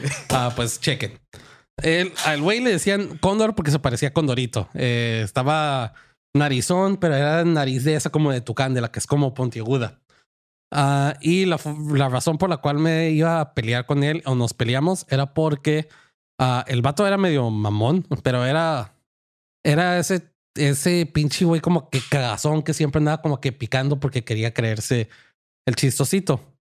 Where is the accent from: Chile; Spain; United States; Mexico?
United States; siendo gringo